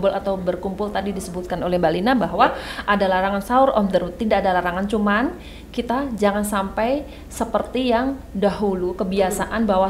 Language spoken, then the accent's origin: Indonesian; Surakarta, Central Java, Indonesia; Jawanya Solo.